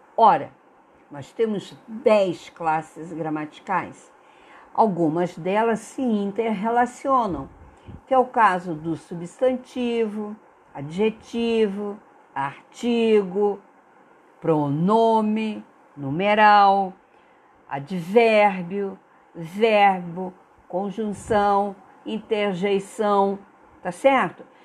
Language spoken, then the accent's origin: Portuguese; Brazil; nós brasileiros